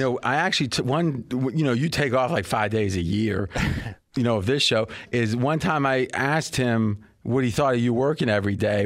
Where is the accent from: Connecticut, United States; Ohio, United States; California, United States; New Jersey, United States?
Ohio, United States; now in Las Vegas, United States; I grew up in Ohio